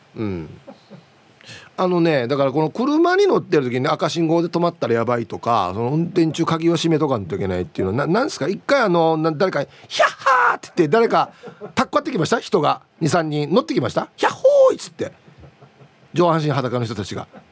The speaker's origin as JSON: {"language": "Japanese", "town": "Uruma", "region": "Okinawa", "country": "Japan", "tie": "born or raised there", "said": "地元ですよまさに あの近くに僕が卒業した小学校も中学校もある"}